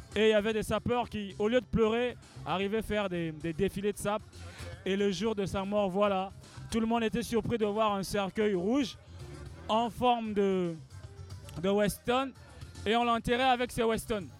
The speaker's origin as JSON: {"language": "French", "region": "Pointe-Noire", "country": "Republic of the Congo", "tie": "born or raised there", "said": "Pointe-Noire, qui est ma ville natale"}